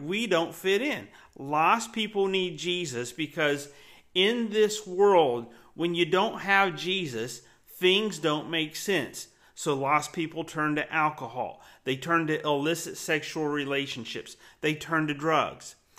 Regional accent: Winter Haven, Florida, United States; growing up in Winter Haven, Florida

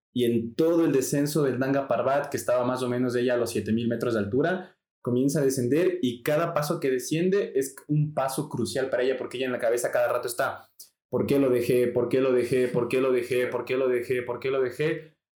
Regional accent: Ecuador; yo soy latino. Vivo en Ecuador

